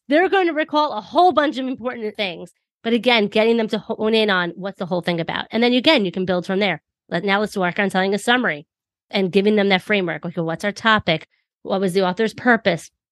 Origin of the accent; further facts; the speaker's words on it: New York, United States; I'm from New York